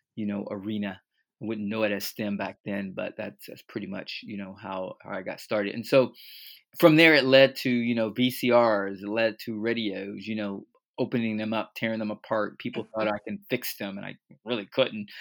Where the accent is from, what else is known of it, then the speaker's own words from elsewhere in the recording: Fort Lauderdale, Florida, United States; born and raised in Fort Lauderdale, Florida